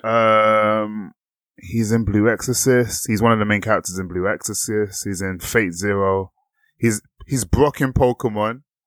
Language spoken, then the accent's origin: English; England, United Kingdom; us being English and, like, British people